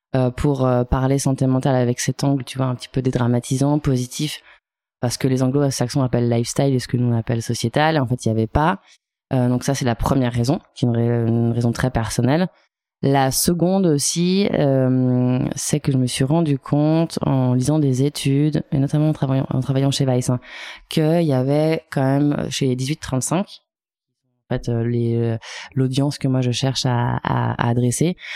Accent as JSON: {"language": "French", "town": "Chamonix", "region": "Auvergne-Rhône-Alpes", "country": "France", "said": "Je viens de la vallée de, Chamonix"}